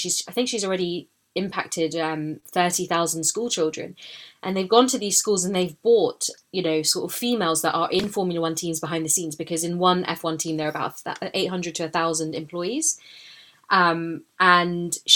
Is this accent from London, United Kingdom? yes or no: yes; London, United Kingdom; I was born in London, I grew up here